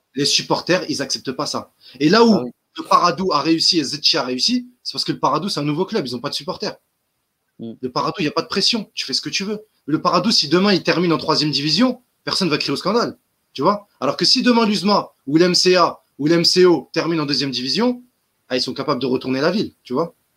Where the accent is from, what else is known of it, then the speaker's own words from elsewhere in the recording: Algeria; chez nous, en Algérie